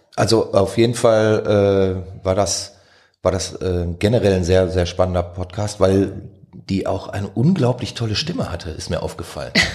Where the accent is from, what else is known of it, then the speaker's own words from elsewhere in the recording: Duisburg, North Rhine-Westphalia, Germany; aus Duisburg